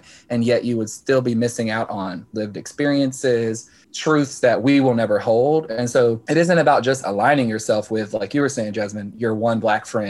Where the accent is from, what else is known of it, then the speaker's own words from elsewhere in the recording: Deep South, United States; moved away as an adult; now in Philadelphia, United States; I'm originally from the Deep South